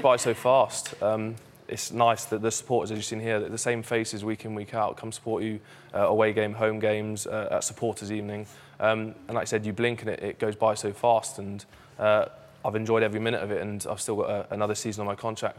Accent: Jersey; moved away; I grew up in Jersey. I'm proud Jerseyman as well as obviously playing for Bath, but um, that's where I'm born

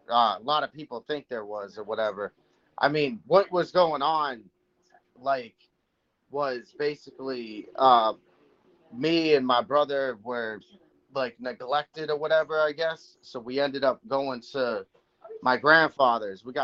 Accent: Manchester, New Hampshire, United States; also born or lived in Massachusetts; Um originally I'm from um, Manchester, New Hampshire. That's where I was born. Then I moved to Massachusetts. So I've lived in Massachusetts area for a good part of my life.

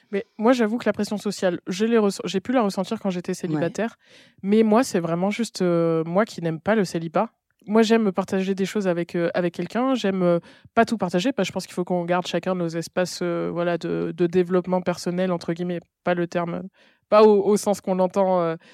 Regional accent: Nîmes, Occitania, France; now in Paris, France; on a grandi à Nîmes

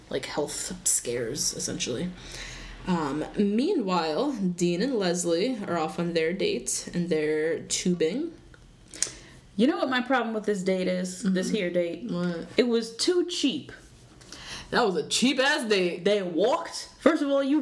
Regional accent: Zambia; I'm from Zambia.

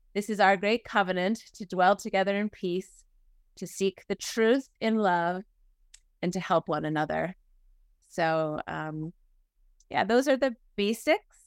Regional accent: New England, United States; moved away as an adult; now in Oklahoma, United States; I'm from New England, um, and raised in a, a family that attended a Unitarian Universalist Church, the Arlington Street Church in Boston

